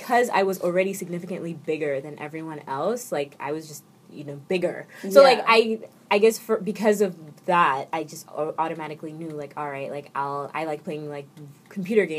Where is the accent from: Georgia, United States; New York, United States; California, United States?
New York, United States; moved away; also born or lived in Canada; I am from New York